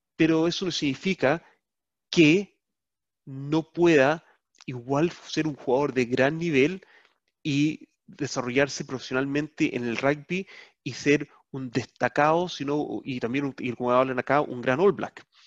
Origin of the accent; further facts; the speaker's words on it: Chile; now in Netherlands; como chileno, que radicado acá, lo que sea, ahora holandés